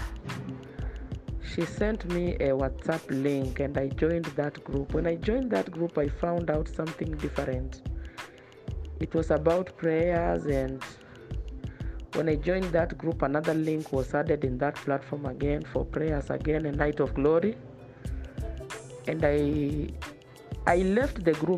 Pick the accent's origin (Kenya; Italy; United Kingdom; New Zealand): Kenya; from Kenya